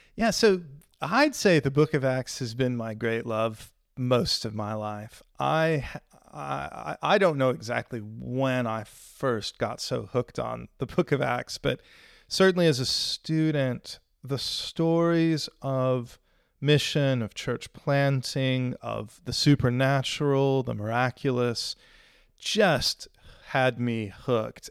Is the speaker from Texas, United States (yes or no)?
yes; Houston, Texas, United States; moved away as an adult; now in Sheffield, United Kingdom; I grew up in Houston